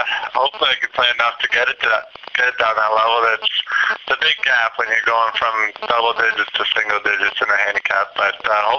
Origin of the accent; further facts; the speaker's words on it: Toronto, Ontario, Canada; moved away as an adult; now in Melbourne, Australia; I was born in Etobicoke.